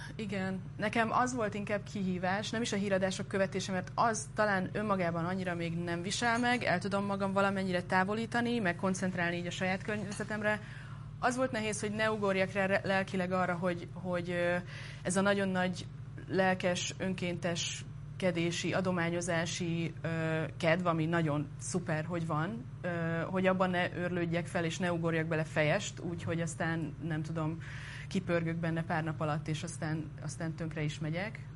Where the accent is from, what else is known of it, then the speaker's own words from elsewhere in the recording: Veszprém, Veszprém County, Hungary; moved away; mert én Veszprémi vagyok, a családom Almádiban él